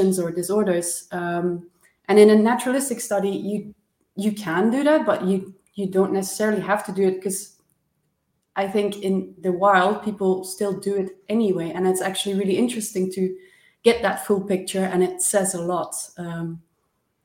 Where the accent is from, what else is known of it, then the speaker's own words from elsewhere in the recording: Maastricht, Limburg, Netherlands; I'm Dutch, so I'm from Maastricht